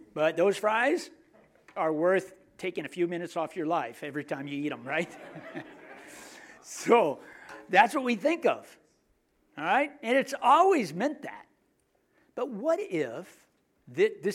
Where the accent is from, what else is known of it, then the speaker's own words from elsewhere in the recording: United States; I'm American